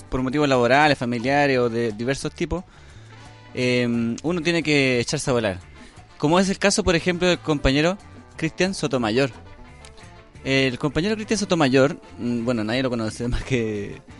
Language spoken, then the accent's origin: Spanish; Valparaíso, Chile; em, somos de Valparaíso. En serio, yo vivía en Cordillera